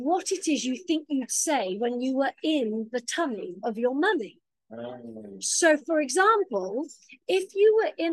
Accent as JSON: {"language": "English", "country": "United Kingdom", "moved": "yes", "lives_now": "Los Angeles, United States", "said": "being British"}